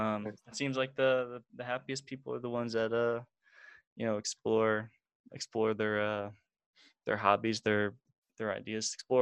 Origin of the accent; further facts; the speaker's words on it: Springfield, Illinois, United States; I'm from Springfield.